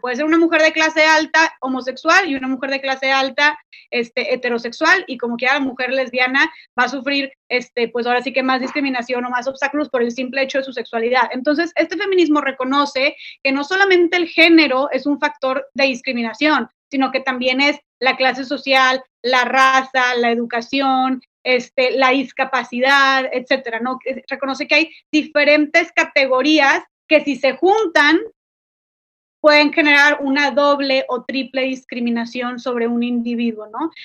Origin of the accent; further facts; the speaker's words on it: Monterrey, Nuevo León, Mexico; soy de Monterrey, Nuevo León